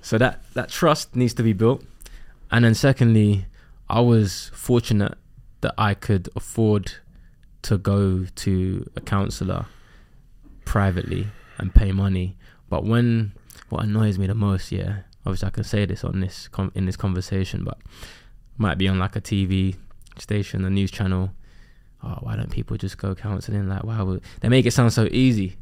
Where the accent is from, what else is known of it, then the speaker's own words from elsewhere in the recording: London, United Kingdom; I grew up in Custom House on an estate.